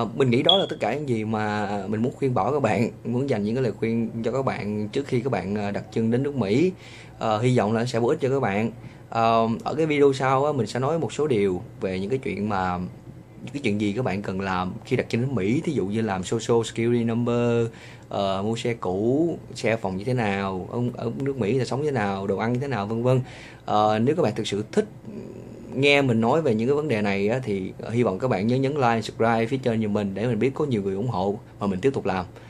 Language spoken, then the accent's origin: Vietnamese; Vietnam; accent: Vietnamese; moved away as an adult; now in United States; cái giọng của mình cũng chỉ là giọng của người Việt